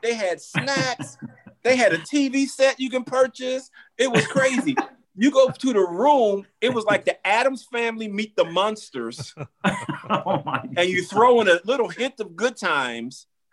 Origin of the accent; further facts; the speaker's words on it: Orlando, Florida, United States; I'm from Orlando